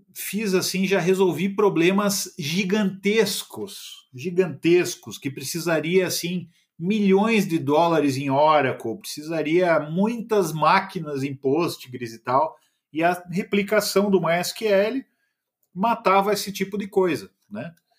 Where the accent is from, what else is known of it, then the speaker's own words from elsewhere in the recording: Curitiba, Paraná, Brazil; Sou curitibano.